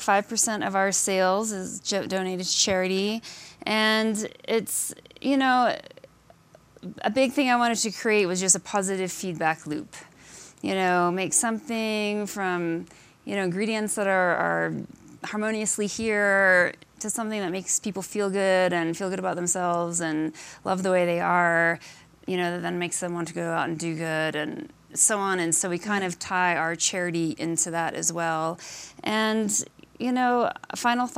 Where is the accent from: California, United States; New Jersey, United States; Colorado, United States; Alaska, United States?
Alaska, United States; I grew up in Alaska